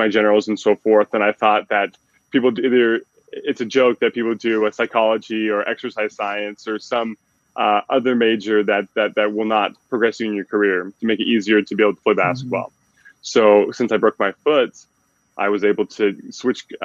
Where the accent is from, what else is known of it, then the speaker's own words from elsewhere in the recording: Utah, United States; moved away as an adult; now in Detroit, United States; born and raised in the Utah area